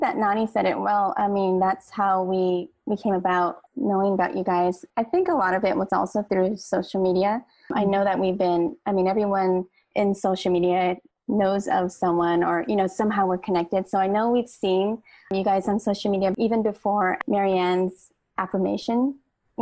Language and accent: English; Hawaii, United States; my grandmother, my mom, and then all our siblings were all born in Hawaii, but we're all of Filipino descent